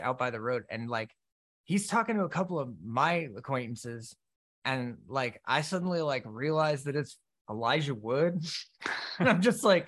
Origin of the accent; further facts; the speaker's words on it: Sarasota, Florida, United States; moved away; in Sarasota, Florida, back in my hometown